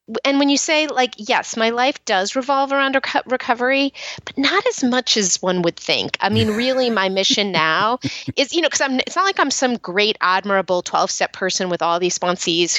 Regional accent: Marin County, California, United States; I grew up in Marin County, which is outside San Francisco

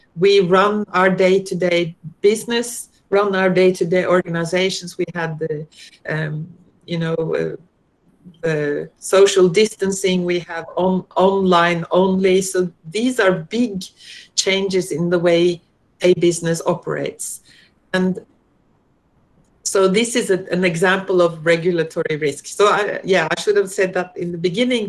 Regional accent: Norway; moved away as an adult; now in Australia; I'm originally from Norway

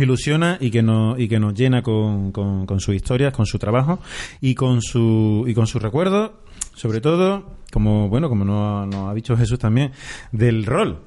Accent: Andalusia, Spain; somos todos andaluces

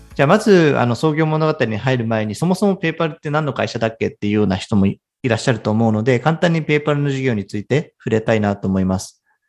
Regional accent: Japan; 私は東京のベンチャーキャピタルで働いている日本出身

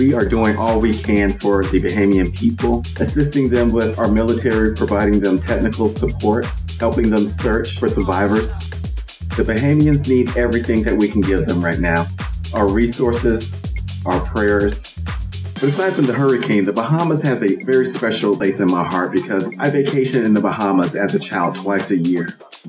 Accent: United States; now in Florida, United States; One of the things I love most about being an American

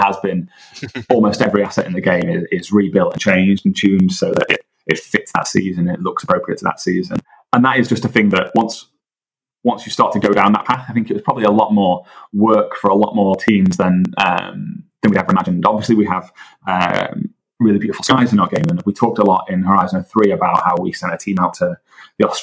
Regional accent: the Northwest, North West England, United Kingdom; I'm from the Northwest

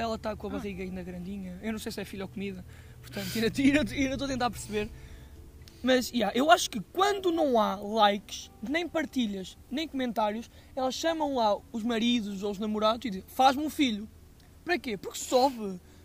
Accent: Aveiro, Centro, Portugal; eu sou da Aveiro

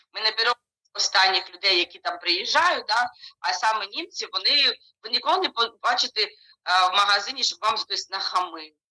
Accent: Ukraine; moved away as an adult; now in Germany; я кажу із України

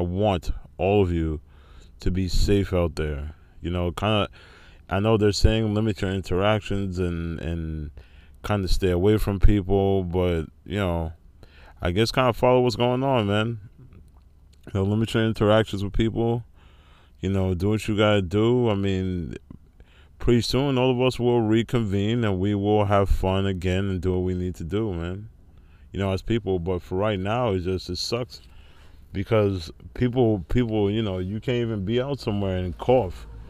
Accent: Rockland County, New York, United States; my hometown in, uh, Rockland County, New York.

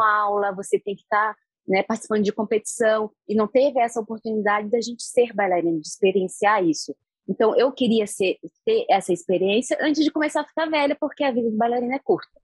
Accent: Brazil; now in Egypt; eu sou brasileira

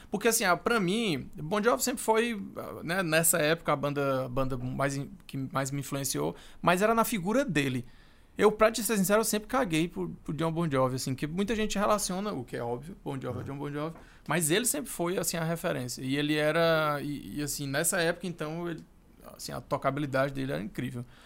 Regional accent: Brazil

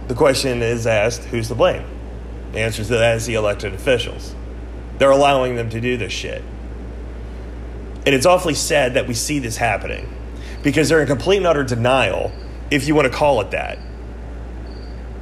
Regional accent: United States; As an American

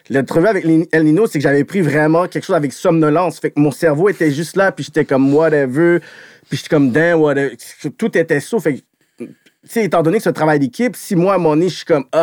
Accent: Montreal, Quebec, Canada; Je suis de Montréal, yo, je suis né dans le sens, yo, je, parle avec ça, ça fait partie de mon ADN.

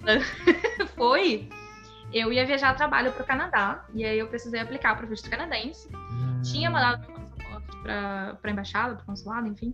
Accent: Brazil; Eu fazia inglês no Brasil

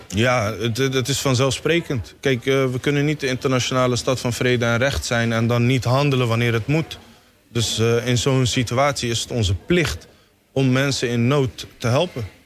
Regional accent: Somalia; now in Netherlands; Ik ben uit Somalië gevlucht. Ik was in 1993 naar eh, Nederland gekomen.

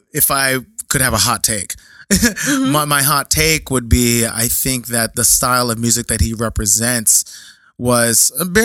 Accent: Philippines; Well, you know, as a Filipino person, Filipino person turning 37 this year, when I was growing up, there was no other culture for me to even turn to.

